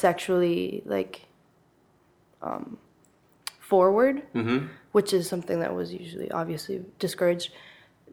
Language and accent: English; Honduras; now in San Jose, Costa Rica; I was born in Honduras, and now I live in San Jose, Costa Rica